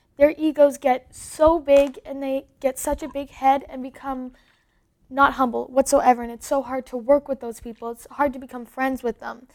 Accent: Canada; also born or lived in Los Angeles; I am Canadian.

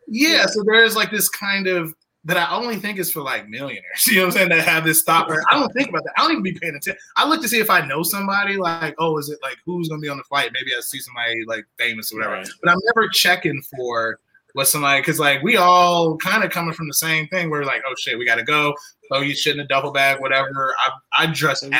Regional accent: Southern Illinois, United States; I'm from I'm from like Southern Illinois

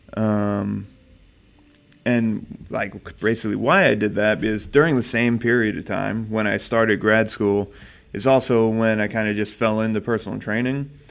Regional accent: New Jersey, United States; moved away as an adult; now in California, United States; I was born in New Jersey

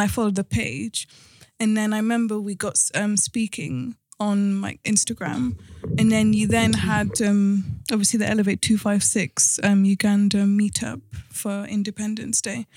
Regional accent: Cardiff, Wales, United Kingdom; moved away as an adult; now in London, United Kingdom; we were in London for a bit, then we moved to Wales. Um, so end of primary school, of secondary school, I was in Cardiff

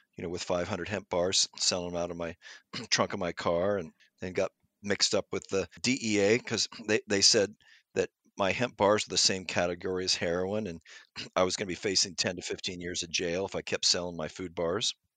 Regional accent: Pasadena, California, United States; I grew up in Pasadena near, near, you know, nine miles, uh, from Los Angeles in the Pasadena area

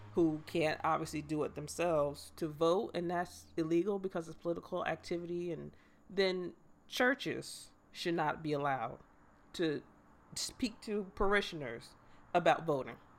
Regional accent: United States; as an American

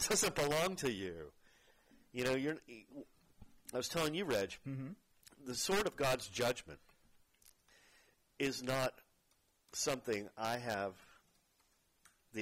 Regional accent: Fort Worth, Texas, United States; moved away; my hometown in Fort Worth

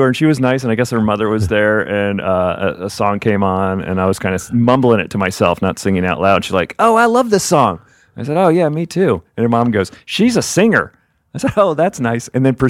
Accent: New Jersey, United States; Hey, I'm from Jersey.

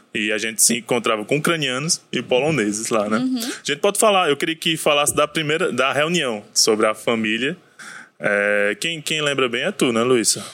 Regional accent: Brazil; quando falava que era brasileiro

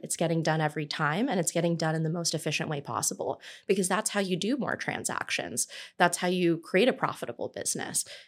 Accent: Southern California, United States; I'm originally from Southern California

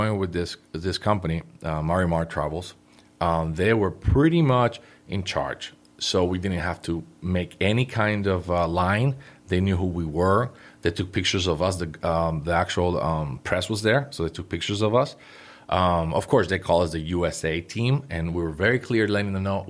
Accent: Puerto Rico; I was born in Puerto Rico.

